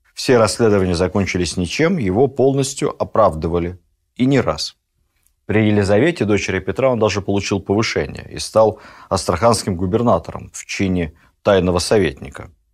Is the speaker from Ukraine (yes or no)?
yes; Ukraine; Я и сам с Украины